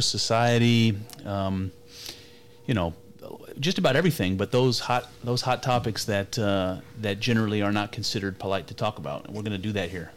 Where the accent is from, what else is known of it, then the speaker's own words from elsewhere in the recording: United States; I'm an American. You know, I come from this culture and heritage of America